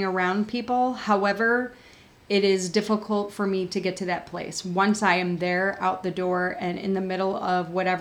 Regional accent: Buffalo, New York, United States; where I grew up in Buffalo.

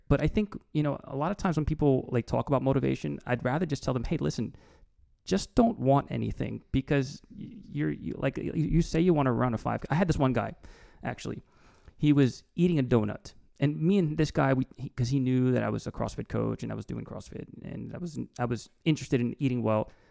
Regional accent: East Brunswick, New Jersey, United States; born or raised there; also born or lived in Newark, New Jersey

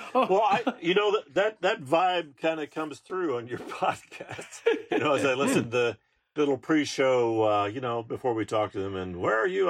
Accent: Alaska, United States; I'm from Alaska

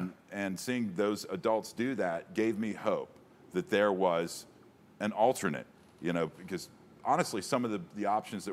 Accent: Cincinnati, Ohio, United States; Born and raised in Cincinnati

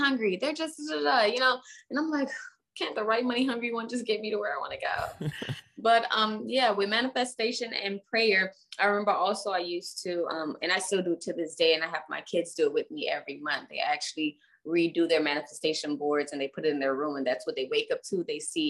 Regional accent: Miami, Florida, United States; also born or lived in Hialeah, Florida; I was raised in Little Haiti, and you know, kind of the urban neck of the woods, the hood of Miami

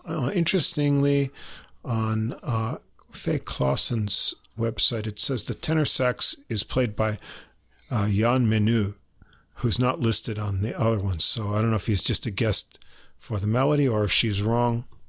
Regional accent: New York, United States; accent: New York; we're not using New York accents anymore.

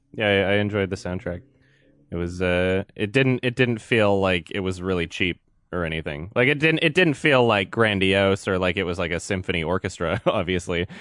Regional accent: northern Alberta, Canada; I was born and raised in, in, like, northern Alberta

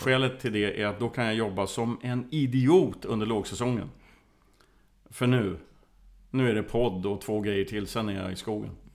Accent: Värmland forests, Sweden; Jag kommer från, delvis från Värmlandsskogarna

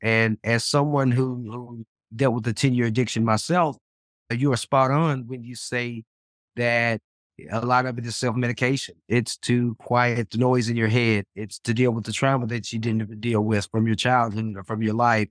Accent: Memphis, Tennessee, United States; now in Dallas, United States; my hometown of Memphis and, and, and, and adopted home of Dallas

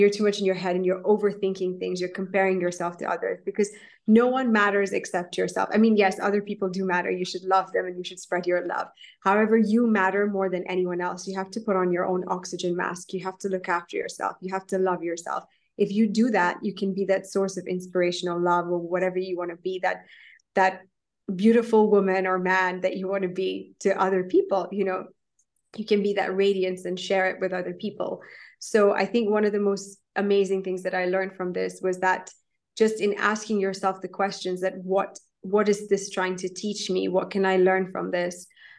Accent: India; I'm actually an Indian, and in Hinduism, it's not, I wouldn't call myself religious by any means or form

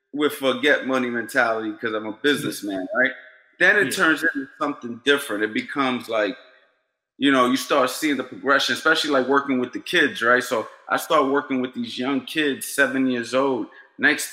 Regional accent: New York City, New York, United States; also born or lived in Florida; now in New Jersey, United States; I'm from New York City, grew up in Queens.

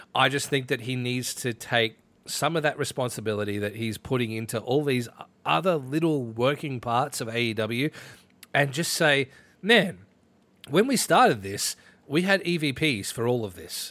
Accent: Ballarat, Victoria, Australia; my hometown is in that list. Ballarat in that list.

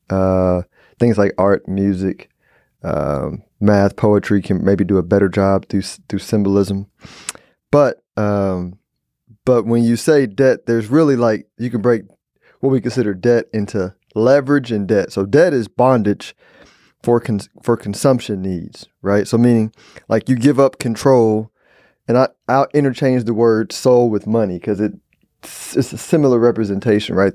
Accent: Houston, Texas, United States; I'm from Houston.

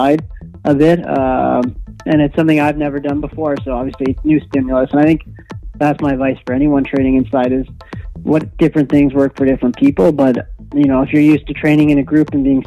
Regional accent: Manitoba, Canada; I grew up in Manitoba, so I grew up living on the trainer

